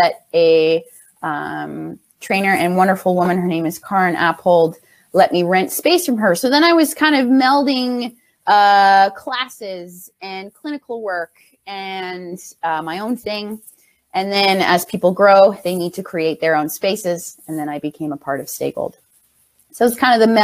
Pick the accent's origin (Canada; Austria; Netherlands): Canada; Ontario; also born or lived in Winnipeg; now in Toronto, Canada; I'm actually from Ontario, so moving out to Winnipeg was just for school, then coming back